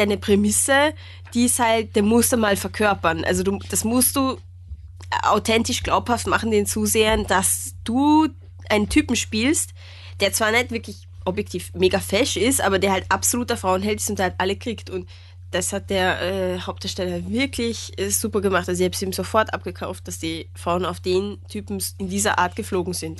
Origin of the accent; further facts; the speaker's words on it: Austria; als Österreicher